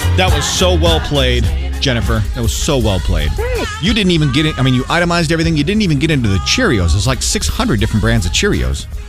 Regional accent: Maine, United States; moved away; my hometown in, in Maine

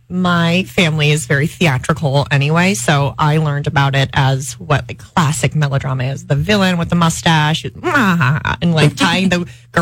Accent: New Jersey, United States; moved away; I'm from New Jersey

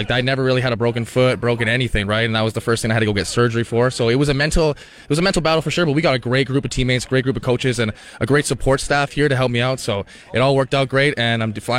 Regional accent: Canada

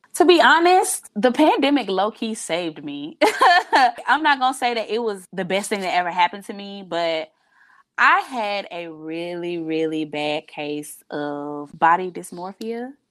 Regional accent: United States; moved away as an adult; also born or lived in Miami

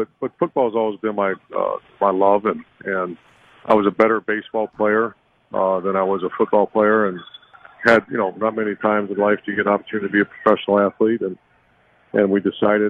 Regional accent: Ashtabula, Ohio, United States; I grew up in the perfect environment, perfect setting. You know, it was a small town where athletics were very, very important.

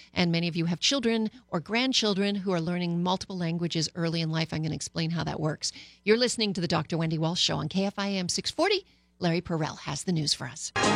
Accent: Canada; moved away; also born or lived in Paris, France; I was born and bred in Canada

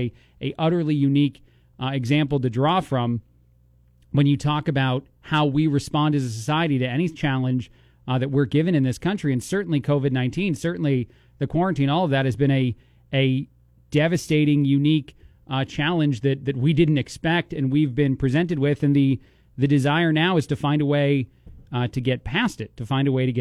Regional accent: East Coast, United States; now in Bloomington, United States; being from the East Coast

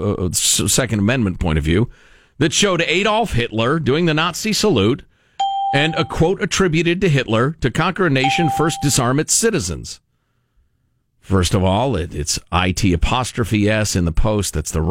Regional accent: United States; As most of you guys know, I'm Cuban American and most of my family was run out of Cuba because of a brutal dictator.

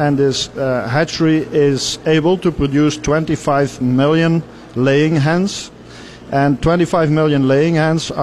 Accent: Netherlands; We are coming from Europe, and in particular, I'm coming from the Netherlands

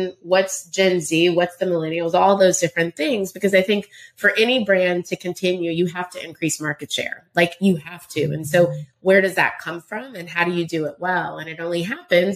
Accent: Round Rock, Texas, United States; moved away as an adult; also born or lived in Indiana / New York; I grew up in Round Rock, Texas.

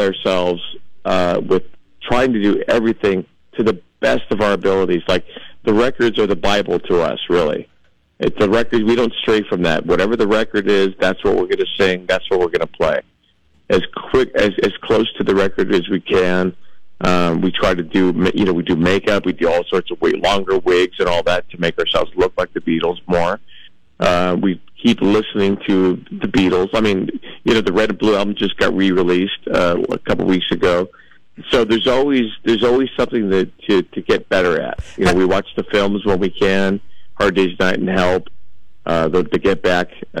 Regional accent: Los Angeles, California, United States; Right here in Los Angeles, born and raised

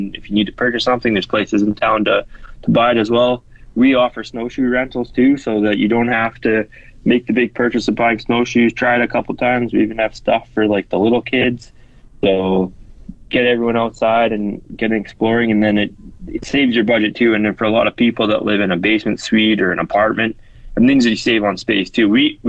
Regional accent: Saskatoon, Saskatchewan, Canada; moved away as an adult; also born or lived in Lower Mainland, British Columbia; now in Wood Buffalo, Canada; I grew up in Saskatchewan and Saskatoon and spent a lot of our winters and summers in northern Saskatchewan at our cabin.

